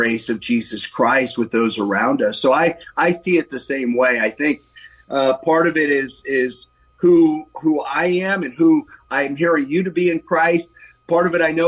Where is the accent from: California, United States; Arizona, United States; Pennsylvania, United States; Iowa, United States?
California, United States; Novato; also born or lived in San Francisco / South San Francisco / Italy; I helped move our family up to Novato when I was 2 years old back in 1961, and have spent the rest of my life mainly in Novato, believe it or not, growing up here